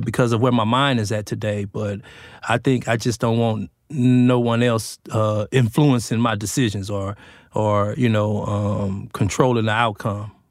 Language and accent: English; Los Angeles, California, United States; moved away as an adult; my hometown, which is Los Angeles